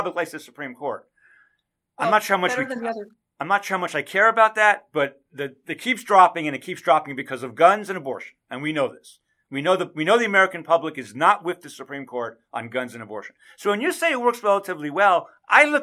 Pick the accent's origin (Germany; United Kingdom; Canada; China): Canada; now in United States; I am a Canadian. I was born in Canada. I'm a dual citizen